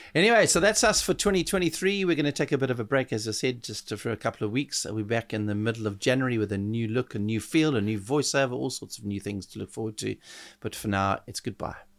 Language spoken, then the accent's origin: English; South Africa; being a South African there